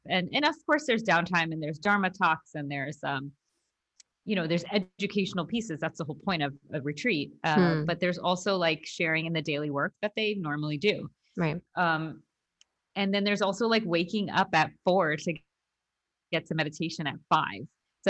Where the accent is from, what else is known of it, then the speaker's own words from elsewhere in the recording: India; So as an Indian person growing up Hindu, there were times where we did, like, meditation, or you meditate on a mantra, and, like, and that's really common.